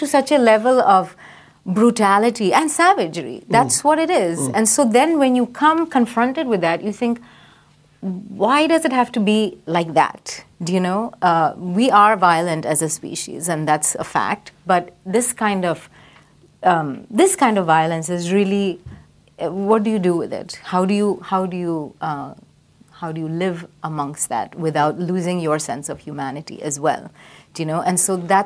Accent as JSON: {"language": "English", "town": "Chennai", "region": "Tamil Nadu", "country": "India", "tie": "born or raised there", "said": "I grew up in India. Oh, okay. Which part of India? Madras."}